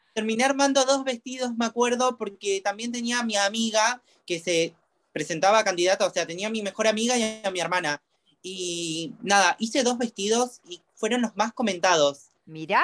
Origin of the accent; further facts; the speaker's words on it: Misiones, Argentina; moved away as an adult; now in Buenos Aires, Argentina; yo soy de la provincia de Misiones, me vine a los 19 años a Buenos ah, Aires.